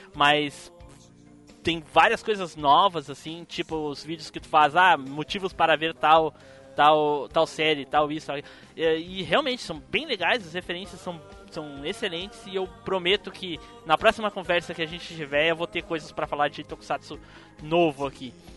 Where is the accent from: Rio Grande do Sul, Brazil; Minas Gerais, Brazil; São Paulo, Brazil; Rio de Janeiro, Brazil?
Rio Grande do Sul, Brazil; Gravataí; sou de. pertinho de Porto Alegre, sou de Gravataí